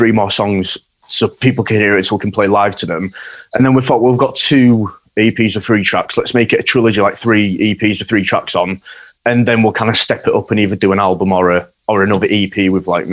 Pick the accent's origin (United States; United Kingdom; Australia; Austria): United Kingdom; Yorkshire and the Humber; I'm from Yorkshire, man. My accent might be a bit cringy